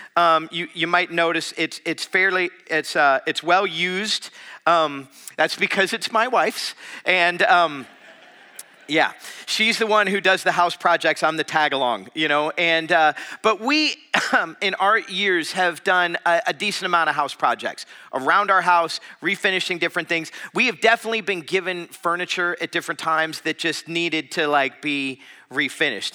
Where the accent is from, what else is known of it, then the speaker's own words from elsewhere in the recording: South Florida, United States; now in Madison, United States; I was from South Florida